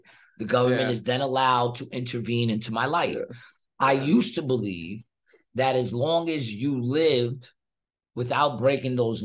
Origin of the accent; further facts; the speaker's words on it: United States; I'm American